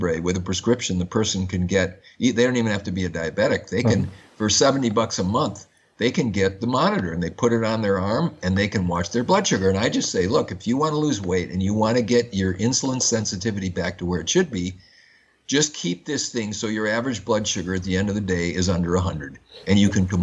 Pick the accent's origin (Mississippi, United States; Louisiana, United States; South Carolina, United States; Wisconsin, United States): Wisconsin, United States; Madison; I grew up in Madison, Wisconsin, which is the home of Oscar Mayer meatpacking.